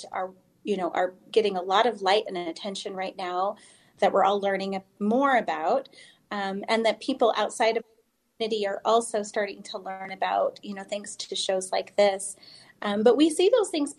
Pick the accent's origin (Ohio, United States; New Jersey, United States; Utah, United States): Utah, United States; I grew up here in Utah